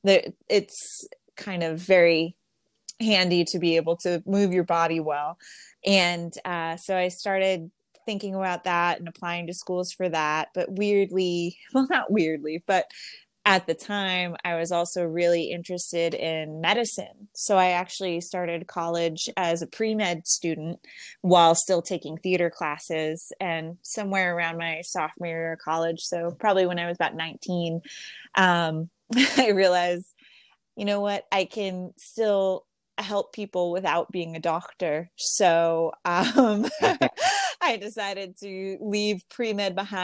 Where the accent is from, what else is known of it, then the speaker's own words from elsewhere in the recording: Boston, Massachusetts, United States; moved away as an adult; also born or lived in Somerville, Massachusetts / Winchester, Massachusetts / Amherst, Massachusetts; now in Los Angeles, United States; I grew up in Boston and Winchester and so mostly not Boston proper, but Somerville and Winchester